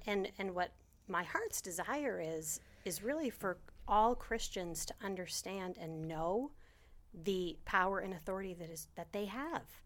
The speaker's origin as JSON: {"language": "English", "region": "Maine", "country": "United States", "tie": "born or raised there", "also_born_or_lived": "New Hampshire", "moved": "as an adult", "lives_now": "Florida, United States", "said": "grew up in Maine my whole life"}